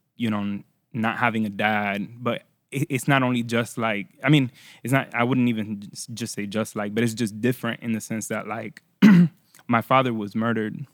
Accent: Florida, United States; first language Spanish; English is a second language; also born or lived in Puerto Rico / Orlando / Miami / Tampa; I was born in Puerto Rico, raised in Florida

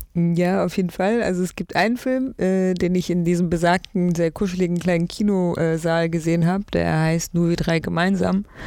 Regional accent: Berlin, Germany; also born or lived in East Frisia; zum größten Teil bin ich in Berlin aufgewachsen, in allen möglichen Bezirken

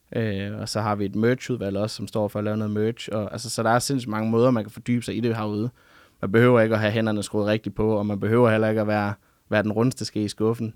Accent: Funen, Southern Denmark, Denmark; moved away as an adult; now in Ungdomsøen, Denmark; jeg kommer oprindeligt fra Fyn af

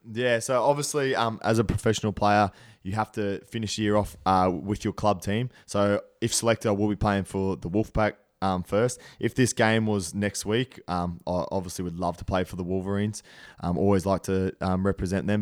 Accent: Brisbane, Queensland, Australia; moved away as an adult; now in Toronto, Canada; I'm from Brisbane

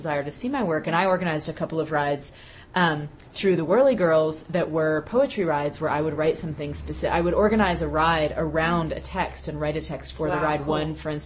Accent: Bay Area, California, United States; moved away; I was in my late teens, right. growing up in the Bay Area

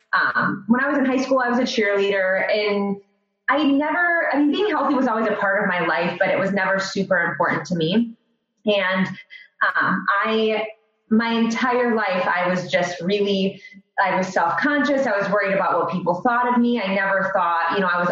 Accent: Royal Oak, Michigan, United States; also born or lived in Australia; born and raised. I actually live in Royal Oak right now. I was born in Royal Oak, Michigan

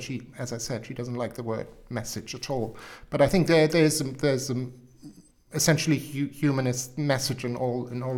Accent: Hamburg, Germany; English is a second language; moved away as an adult; also born or lived in Wiltshire; now in United Kingdom; I was born in Hamburg and lived in Hamburg for 25 years

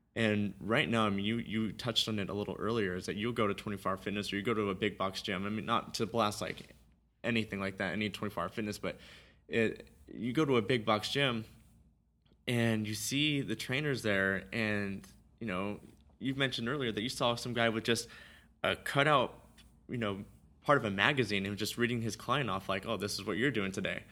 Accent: Simi Valley, California, United States; I grew up in Simi Valley

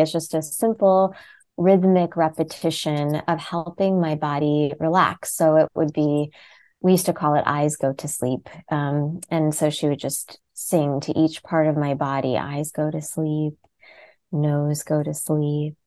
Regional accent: United States; I was born as an Indian born in America

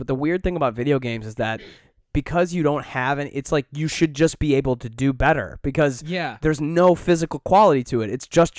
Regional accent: Southfield, Michigan, United States; now in Chicago, United States; I grew up right around that area.

